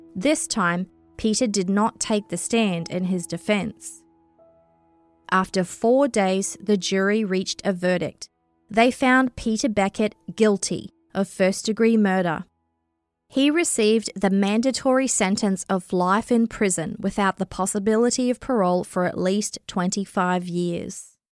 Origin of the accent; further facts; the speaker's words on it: New Zealand; moved away; also born or lived in Australia; I grew up in New Zealand